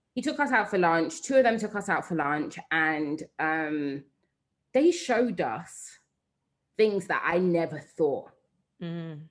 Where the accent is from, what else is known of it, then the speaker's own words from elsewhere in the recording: London, United Kingdom; moved away as an adult; also born or lived in Nigeria; I'm a Londoner